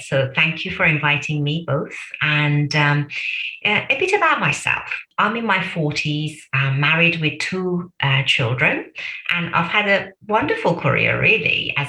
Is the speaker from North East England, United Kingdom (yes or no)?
no; Birmingham, West Midlands, United Kingdom; I knew I'm a Brummie. I really felt like a Brummie. I still do.